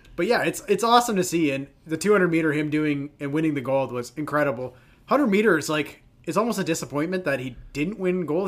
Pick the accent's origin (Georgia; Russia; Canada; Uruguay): Canada; as a Canadian and a Canadian soccer fan